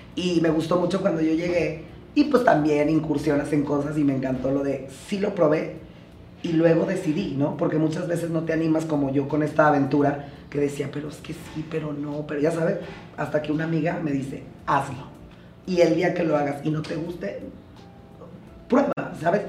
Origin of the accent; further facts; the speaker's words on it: Jiménez, Chihuahua, Mexico; also born or lived in Torreón, Mexico; now in Mexico City, Mexico; yo nací en Torreón, pero, en Torreón, pero crecí en Jiménez, Chihuahua